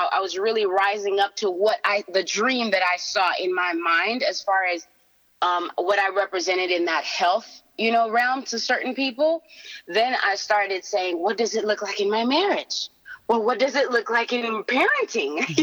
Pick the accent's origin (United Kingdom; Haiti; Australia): Haiti; moved away; I'm from Haiti